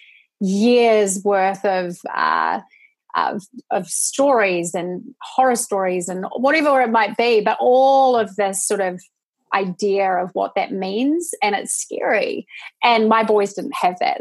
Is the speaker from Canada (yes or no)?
no; New Zealand; moved away as an adult; now in United States; I'm from New Zealand. I'm not Australian.